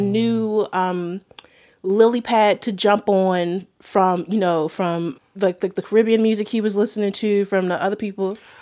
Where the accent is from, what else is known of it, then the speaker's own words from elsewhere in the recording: Baltimore, Maryland, United States; I grew up in Baltimore in the nineties